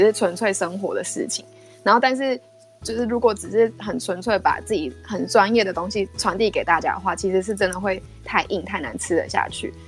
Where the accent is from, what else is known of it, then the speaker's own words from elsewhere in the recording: Taiwan; moved away as an adult; also born or lived in Netherlands; 我是第一个台湾人念那个 program